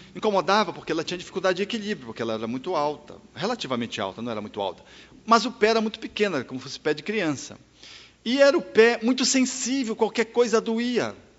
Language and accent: Portuguese; Belém, Pará, Brazil; eu nasci em Belém do Pará